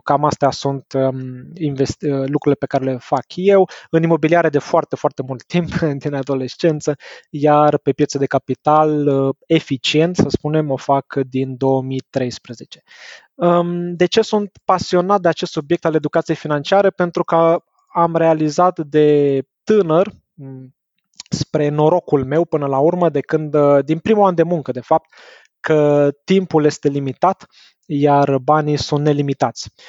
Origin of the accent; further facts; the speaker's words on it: Bucharest, Romania; moved away as an adult; also born or lived in Belgium; Sunt născut și crescut în București